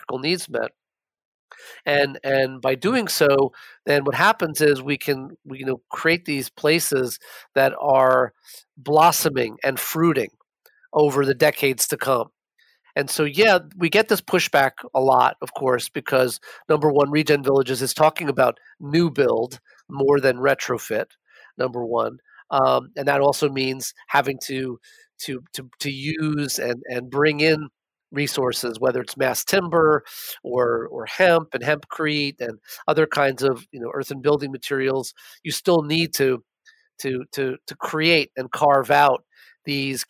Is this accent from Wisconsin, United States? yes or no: no; New York City, New York, United States; I grew up in New York and I spent most of my childhood and the better part of my college years, my undergrad at NYU, living in Manhattan.